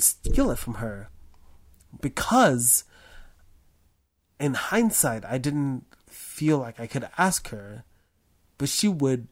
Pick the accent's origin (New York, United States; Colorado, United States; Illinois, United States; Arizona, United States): New York, United States; New York City; I grew up in Harlem